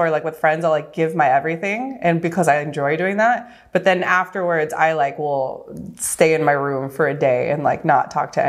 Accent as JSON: {"language": "English", "region": "Southern California", "country": "United States", "tie": "born or raised there", "also_born_or_lived": "Los Angeles, United States", "moved": "as an adult", "lives_now": "Oahu, United States", "said": "I was born and raised in Southern California, lived for 10 years"}